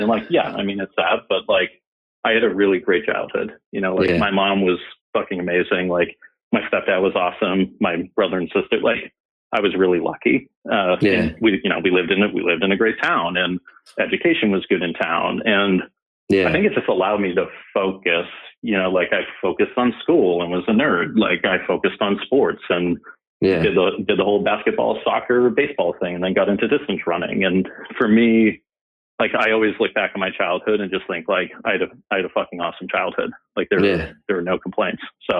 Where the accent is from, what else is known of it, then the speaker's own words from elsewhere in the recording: Andover, Massachusetts, United States; now in Boston, United States; We're also probably lake people as well, as a lot of northern Boston people are. But yeah, I grew up in Andover.